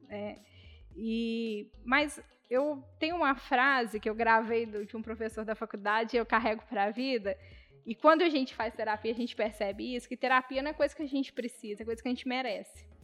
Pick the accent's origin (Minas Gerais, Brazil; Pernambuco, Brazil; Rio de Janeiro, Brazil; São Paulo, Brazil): Minas Gerais, Brazil; Barbacena; Aí você fala assim, ah, eu sou de Barbacena.